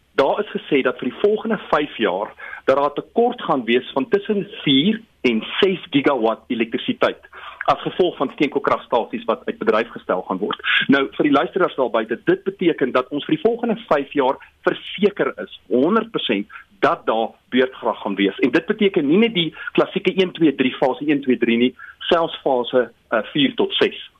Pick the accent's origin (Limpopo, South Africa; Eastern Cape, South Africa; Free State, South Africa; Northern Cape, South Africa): Free State, South Africa; Bethlehem; die Afrikaans waarmee ek in Bethlehem groot geword